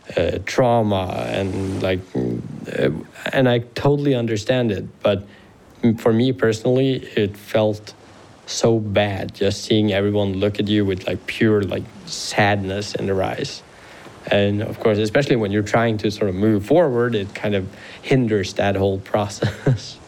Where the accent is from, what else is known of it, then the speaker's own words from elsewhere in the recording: Harstad, Troms, Norway; Then we came back to Harstad, so my hometown